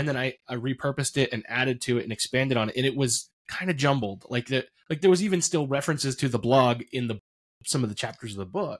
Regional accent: Roulette, Pennsylvania, United States; I grew up in Potter County

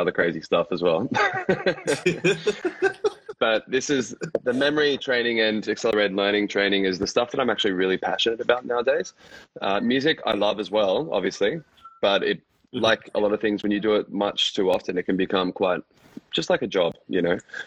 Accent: Brisbane, Queensland, Australia; also born or lived in Dubai; now in Gold Coast, Australia; So I'm from Australia, from Brisbane, generally, but I'm actually now living on the Gold Coast.

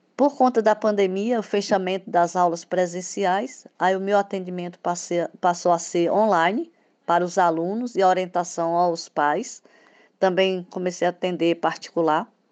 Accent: Bahia, Brazil; also born or lived in Espírito Santo / Salvador; tenho 67 anos, sou baiana, psicóloga, tenho um filho. Eu comecei a trabalhar muito cedo, com reforço escolar, ainda estudante, no interior da Bahia

